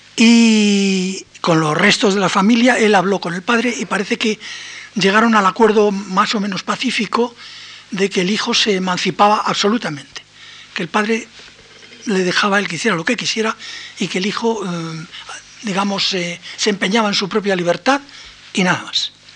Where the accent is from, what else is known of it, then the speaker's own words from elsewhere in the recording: Spain; como los españoles en general